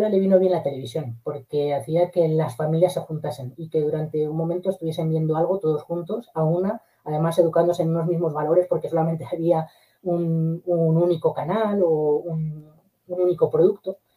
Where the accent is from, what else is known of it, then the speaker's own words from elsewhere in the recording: Castilla-La Mancha, Spain; yo estos últimos veranos en mi pueblo, un pueblo de Guadalajara, el eh, montamos un autocine